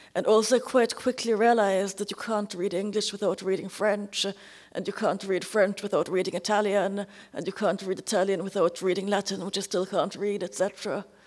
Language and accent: English; Trinidad & Tobago; Trinidad, where I was born